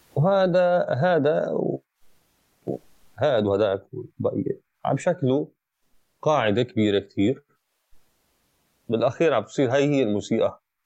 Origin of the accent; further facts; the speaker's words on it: Aleppo, Aleppo Governorate, Syria; انا كحلبي